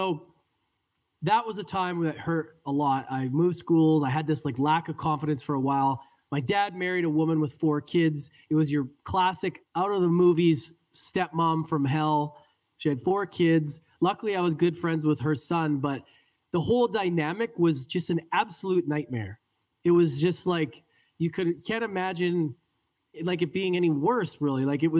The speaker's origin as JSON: {"language": "English", "town": "Edmonton", "region": "Alberta", "country": "Canada", "tie": "born or raised there", "said": "I was born and raised in Edmonton, Alberta, Canada, which is a very cold hockey city."}